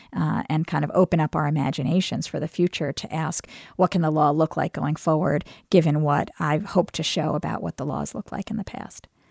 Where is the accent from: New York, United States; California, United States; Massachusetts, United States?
New York, United States; New York City; moved away as an adult; now in Charlottesville, United States; I grew up in Brooklyn